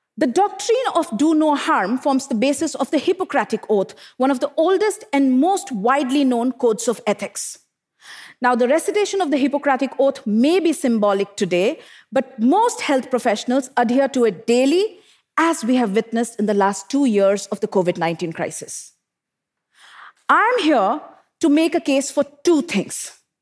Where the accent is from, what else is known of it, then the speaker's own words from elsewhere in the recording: Bokaro Steel City, Jharkhand, India; I grew up in Bokaro Steel City in eastern India, an industrial township surrounded by power plants, and steel smelters.